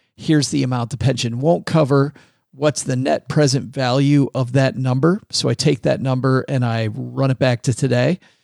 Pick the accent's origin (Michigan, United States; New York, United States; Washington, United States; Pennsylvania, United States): Michigan, United States; Detroit; I'm from Detroit